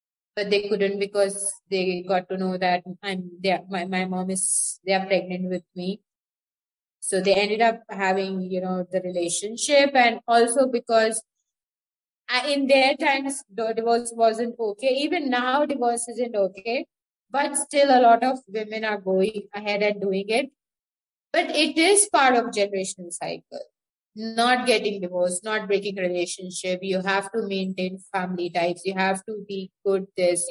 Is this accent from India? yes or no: yes; Pune, Maharashtra, India; also born or lived in Gujarat; I'm from India, Pune